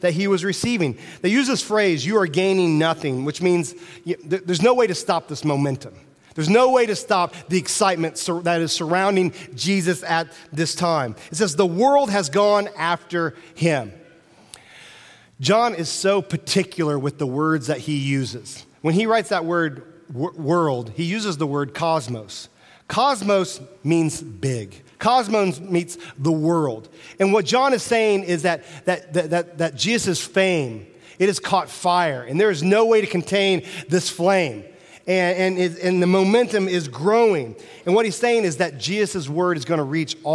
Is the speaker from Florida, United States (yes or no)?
no; Central Illinois, United States; I'm from Central Illinois.